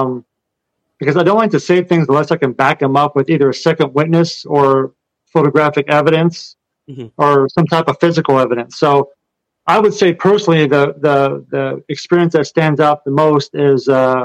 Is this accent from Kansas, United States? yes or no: yes; Kansas, United States; moved away; I'm from Kansas and grew up on a farm where we had horses